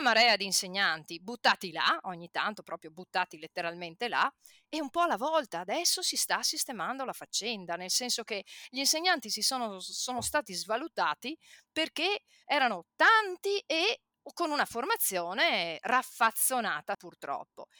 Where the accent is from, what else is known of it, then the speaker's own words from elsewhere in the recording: Padua, Veneto, Italy; Io vengo da Padova, centro. Quando io facevo il liceo, ok, eh, eravamo, io credo, un 5% di tutti i padovani che facevano il liceo